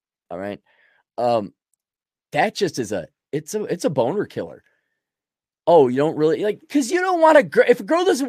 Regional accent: Russia; I was laughing because I grew up in Russia.

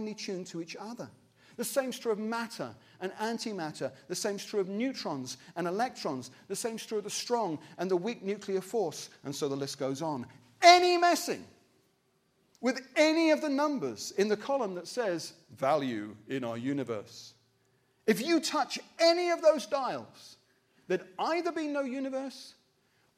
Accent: Wimbledon, London, United Kingdom; I'm from Wimbledon

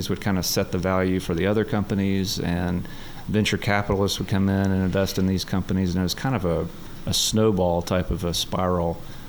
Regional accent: North Little Rock, Arkansas, United States; that's my hometown.

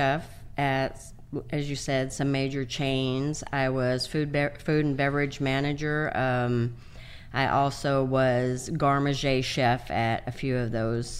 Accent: Baja California, Mexico; also born or lived in San Diego; now in Texas, United States; Originally, well, I was born in San Diego, California.

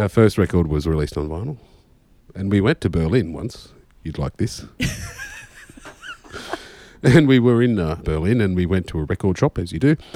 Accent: Australia; also born or lived in Maine, United States; I'm Australian

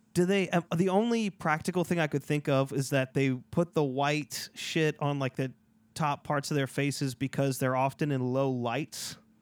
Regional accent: Louisiana, United States; I'm from Louisiana.

